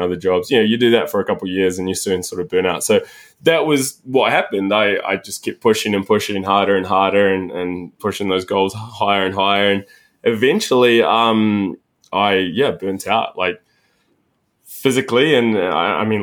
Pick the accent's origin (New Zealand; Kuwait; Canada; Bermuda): New Zealand; moved away as an adult; also born or lived in Sydney; So I grew up in New Zealand